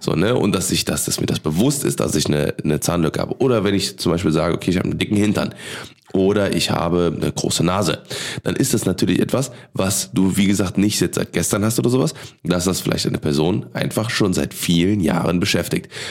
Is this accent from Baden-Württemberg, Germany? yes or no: no; Cologne, North Rhine-Westphalia, Germany; als Kölner, ne, als geboren in Boden aufgewachsen